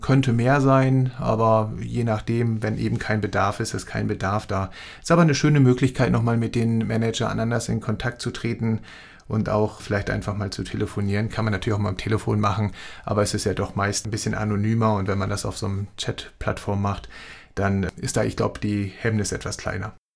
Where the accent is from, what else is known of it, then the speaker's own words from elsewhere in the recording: Hamburg, Germany; ich als Hamburger